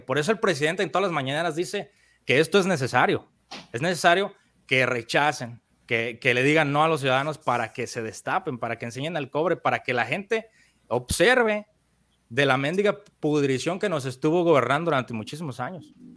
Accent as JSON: {"language": "Spanish", "country": "Mexico", "said": "el, pueblito de donde yo soy en México. Es un pueblo pequeño con 5 mil habitantes"}